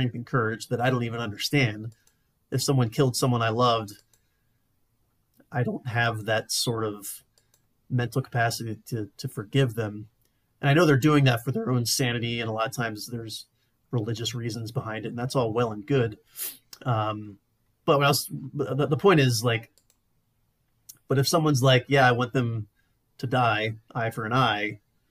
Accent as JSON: {"language": "English", "region": "the Carolinas", "country": "United States", "tie": "born or raised there", "moved": "yes", "lives_now": "Colorado, United States", "said": "where I grew up in the Carolinas"}